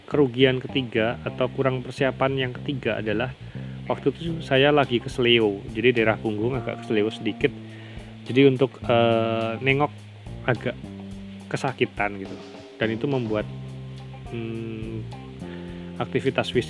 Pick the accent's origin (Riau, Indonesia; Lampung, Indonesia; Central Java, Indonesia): Central Java, Indonesia; Purworejo; now in Metro, Indonesia; Sedangkan saya berasal dari Purworejo, Jawa Tengah.